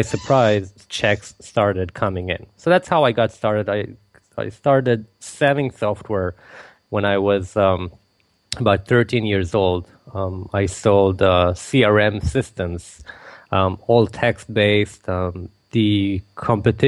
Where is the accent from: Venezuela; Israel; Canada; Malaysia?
Israel; I was born and raised in Israel